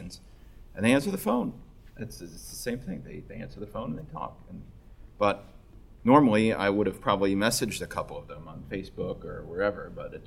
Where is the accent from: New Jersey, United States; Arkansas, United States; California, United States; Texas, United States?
New Jersey, United States; moved away; I'm from New Jersey